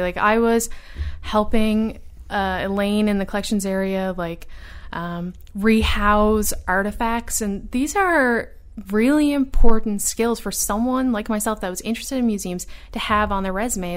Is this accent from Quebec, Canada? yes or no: no; Newfoundland and Labrador, Canada; moved away as an adult; also born or lived in Ottawa; I was the only person from Atlantic Canada.